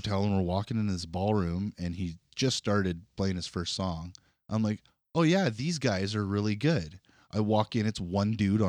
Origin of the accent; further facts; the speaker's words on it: Kenora, Ontario, Canada; When I went to see him, it was at a hotel ballroom back where I grew up in Kenora.